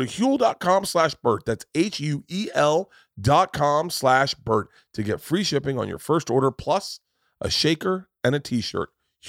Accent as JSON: {"language": "English", "region": "Florida", "country": "United States", "tie": "born or raised there", "said": "but I grew up in Florida"}